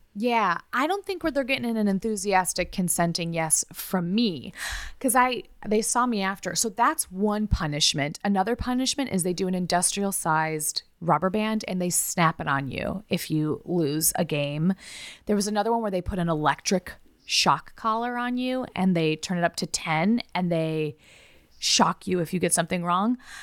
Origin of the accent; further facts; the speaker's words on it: United States; I try not to be as American, even though I'm very American.